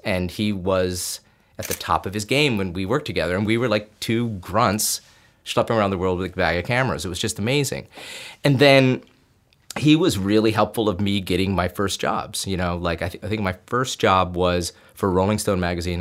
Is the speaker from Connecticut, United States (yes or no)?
no; Binghamton, New York, United States; moved away as an adult; I'm an upstate New York boy. I grew up in Binghamton, New York